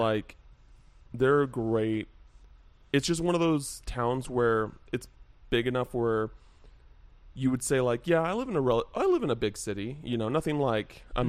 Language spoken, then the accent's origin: English; Henderson, Nevada, United States; also born or lived in England / Wichita, Kansas / Reno, Nevada; I technically grew up in Henderson